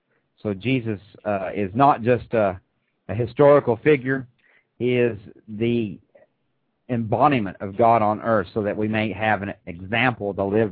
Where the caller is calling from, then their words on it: Crossville, Tennessee, United States; I'm calling from Crossville, Tennessee.